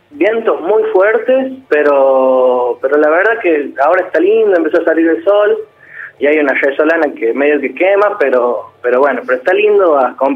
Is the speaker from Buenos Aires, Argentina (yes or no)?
no; Ulapes, La Rioja, Argentina; Sí, yo soy de La Rioja. Particularmente soy de una localidad que se llama Ulapes, al sur de La Rioja.